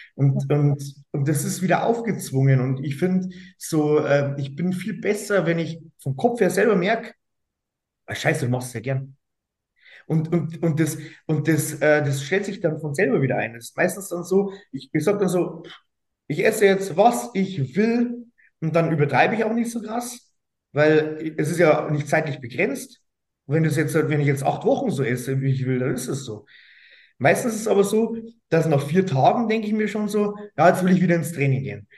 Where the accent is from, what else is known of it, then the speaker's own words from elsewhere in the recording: Straubing, Bavaria, Germany; ich komme aus Straubing